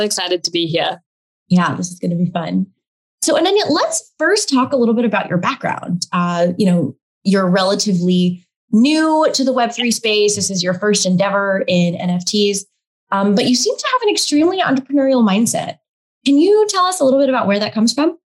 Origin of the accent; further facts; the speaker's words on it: Texas, United States; I grew up on the other side of the world as a, a South Asian, Indian American, uh, growing up in Texas